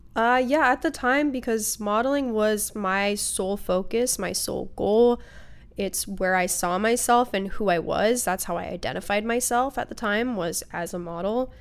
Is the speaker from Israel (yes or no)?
no; Port Angeles, Washington, United States; also born or lived in Seattle, Washington; I was also raised out on the Olympic Peninsula in Washington.